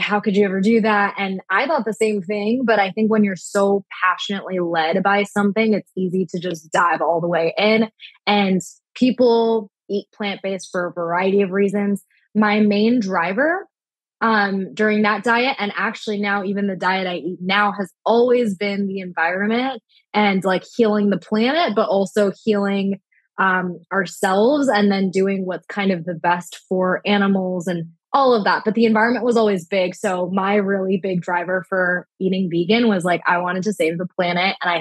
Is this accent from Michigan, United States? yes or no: no; Orange County, California, United States; also born or lived in San Diego / Florida; I'm originally from Orange County